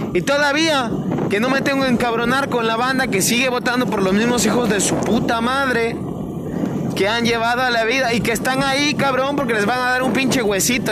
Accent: Mexico; en mi país

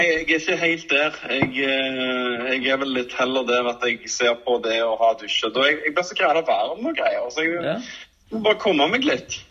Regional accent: Stavanger, Rogaland, Norway; Jeg vokste opp på Madla

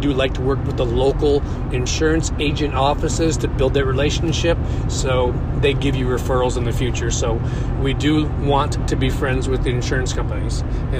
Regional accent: Minnesota, United States; now in St. Louis, United States; it was going to be called Viking Contracting because I'm from Minnesota. I'm a huge Vikings fan.

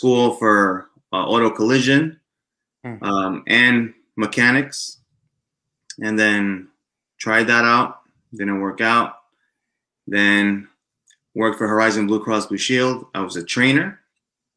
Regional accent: Elizabeth, New Jersey, United States; I was born in Elizabeth with two brothers and a sister, a mom and dad

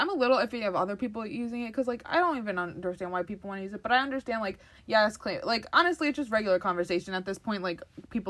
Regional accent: Waterbury, Connecticut, United States; born there; Like, if I was raised, like, I was born in Waterbury. If I was raised there, I definitely probably would say it a lot more.

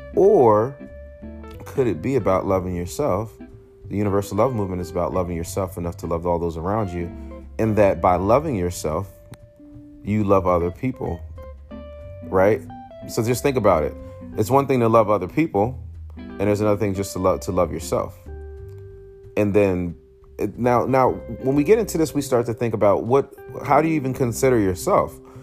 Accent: United States; born and raised in the United States of America

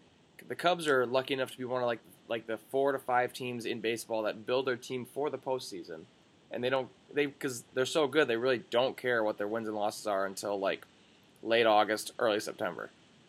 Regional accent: Illinois, United States; now in Milwaukee, United States; I live in Milwaukee. I'm from Illinois.

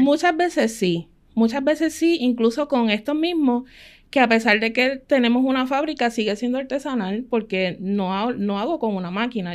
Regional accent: Ponce, Puerto Rico; Nosotros somos de Ponce, mi esposo trabajaba acá en el área metropolitana

